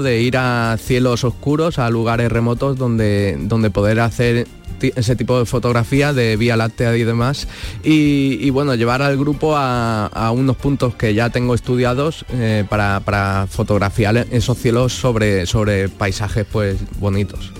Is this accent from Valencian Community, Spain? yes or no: yes; Alicante, Valencian Community, Spain; moved away as an adult; now in Morón de la Frontera, Spain; yo vengo de yo soy de Alicante